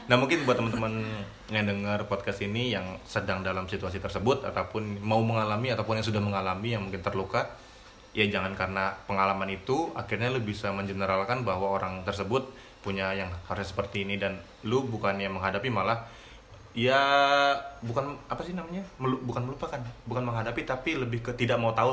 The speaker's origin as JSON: {"language": "Indonesian", "town": "Ambon", "region": "Maluku", "country": "Indonesia", "said": "kami orang Ambon memang itu suka nyanyi"}